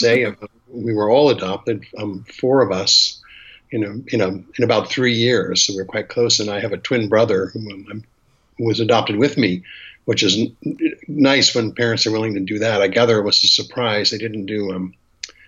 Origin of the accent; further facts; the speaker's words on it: Boston, Massachusetts, United States; I'm from call it white family, from Boston